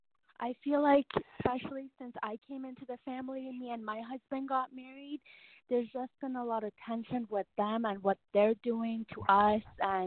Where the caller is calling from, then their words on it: Canada; I'm calling from Canada.